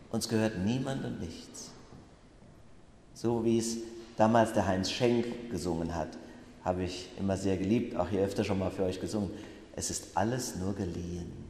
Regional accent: Bacharach, Rhineland-Palatinate, Germany; In meinem Heimatort Bachach gibt es ja viele Fachwerkhäuser.

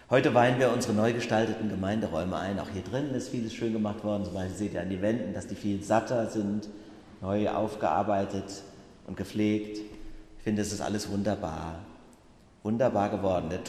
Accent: Bacharach, Rhineland-Palatinate, Germany; In meinem Heimatort Bachach gibt es ja viele Fachwerkhäuser.

